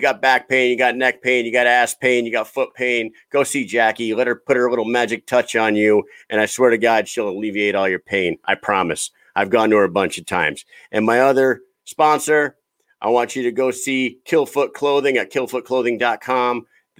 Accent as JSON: {"language": "English", "region": "New England", "country": "United States", "said": "I'm from New England, so I didn't know where the hell that was."}